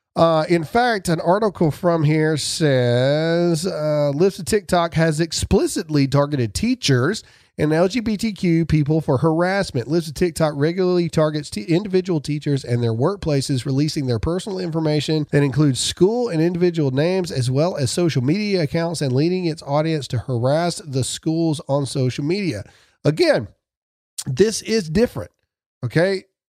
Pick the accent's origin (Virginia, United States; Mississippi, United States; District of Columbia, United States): Mississippi, United States; I'm from Mississippi